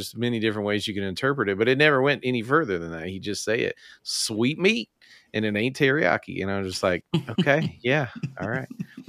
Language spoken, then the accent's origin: English; Memphis, Tennessee, United States; growing up in Memphis